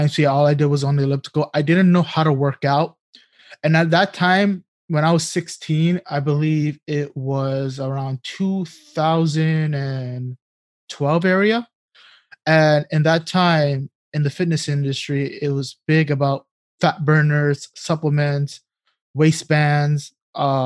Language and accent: English; New York City, New York, United States; growing up in New York City, the public schools, you're provided with lunch and breakfast.